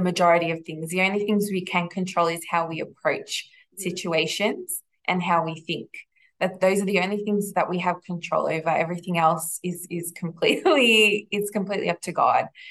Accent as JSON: {"language": "English", "town": "Melbourne", "region": "Victoria", "country": "Australia", "tie": "born or raised there", "said": "I grew up here in Melbourne. I've lived here my whole life"}